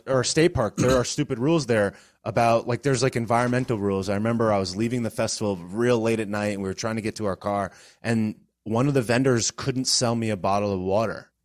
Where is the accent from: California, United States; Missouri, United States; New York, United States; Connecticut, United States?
Connecticut, United States; moved away as an adult; now in Florida, United States; I was born and raised in Connecticut